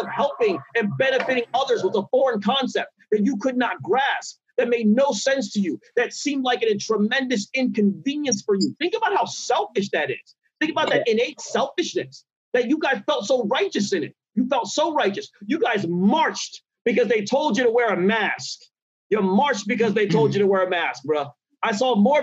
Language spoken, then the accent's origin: English; Nigeria; I'm Nigerian. And culturally there are a lot of differences, a lot of shifts. And honestly, I came from a culture where they would check you, especially being a Nigerian boy